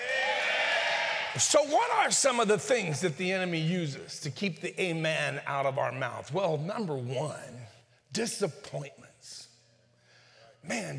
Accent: northern Mexico, Mexico; I'm from the Norte de Mexico.

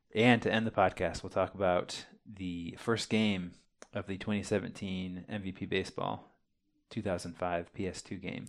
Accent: Champaign, Illinois, United States; We are twin brothers from Champaign, Illinois.

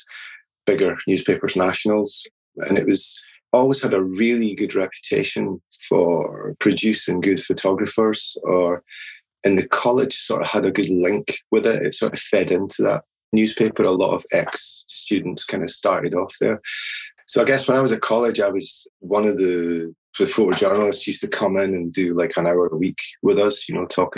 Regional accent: Edinburgh, Scotland, United Kingdom; I was born in Edinburgh and never really moved far away.

